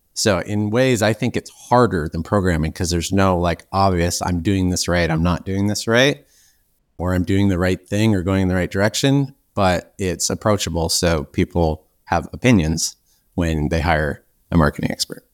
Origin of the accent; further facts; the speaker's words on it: Canada; also born or lived in Victoria, British Columbia; I'm actually Canadian, so I'm on an island near Seattle